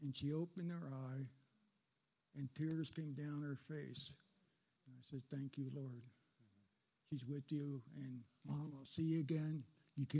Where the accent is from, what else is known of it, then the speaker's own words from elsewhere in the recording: New Jersey, United States; moved away; I grew up back in New Jersey, and all my family was back there